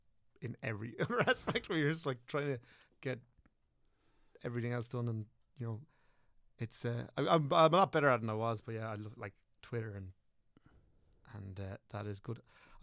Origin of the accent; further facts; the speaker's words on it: County Wicklow, Ireland; I'm from Wicklow, obviously, and all rest of it, but so I would consider myself from Wicklow.